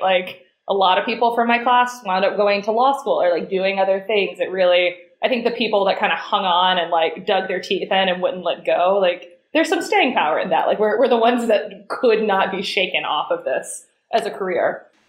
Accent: Chattanooga, Tennessee, United States; moved away; I grew up in Chattanooga in Tennessee

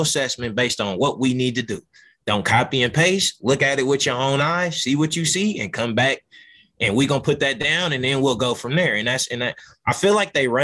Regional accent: Oakland, California, United States; moved away; I'm from Oakland

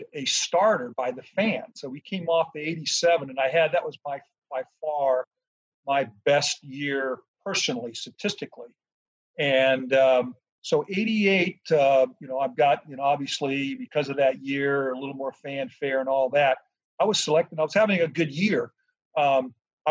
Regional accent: San Diego, California, United States; also born or lived in Detroit; I'm from San Diego

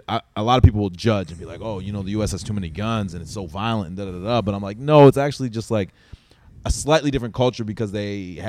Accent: East Coast of Canada, Canada; moved away as an adult; also born or lived in Vancouver, Canada; now in Los Angeles, United States; No, I grew up in Canada on the East Coast, and then I lived in Vancouver for a short period of time. It was kind of a transition to L.A.

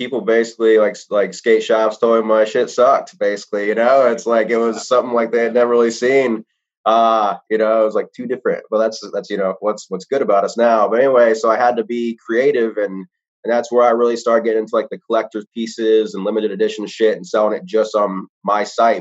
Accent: South Carolina, United States; moved away as an adult; now in Alabama, United States; I grew up in South Carolina

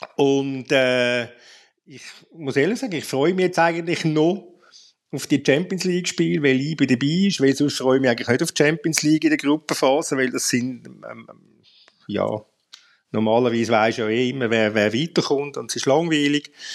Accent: Zurich, Switzerland; als Zürcher

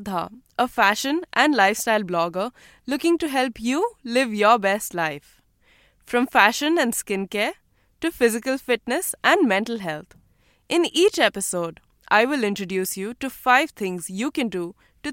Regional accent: India; now in Delhi, India; Being an Indian woman and navigating through the Indian culture and society as a working woman

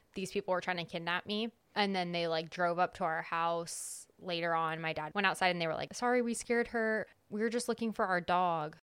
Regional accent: California, United States; moved away; I'm from California

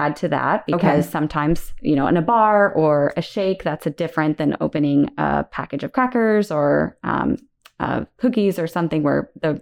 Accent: Indiana, United States; moved away as an adult; also born or lived in Ellensburg, Washington; I was a Hoosier, so I grew up in Indiana.

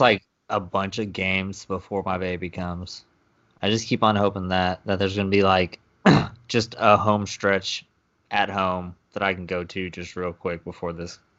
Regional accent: Napa, California, United States; born or raised there

